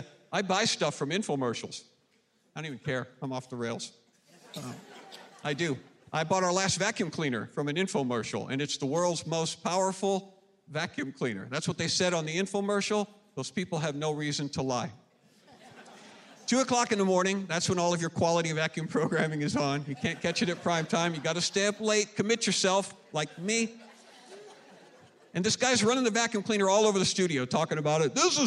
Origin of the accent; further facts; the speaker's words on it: Flippin, Arkansas, United States; I'm from Flippin', Arkansas. Family and I are at the Flippin' Church of Christ every Sunday morning. Graduated from Flippin' High School.